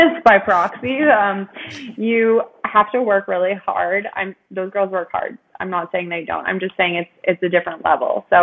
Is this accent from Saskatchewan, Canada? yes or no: no; Ontario, Canada; I'm from Ontario.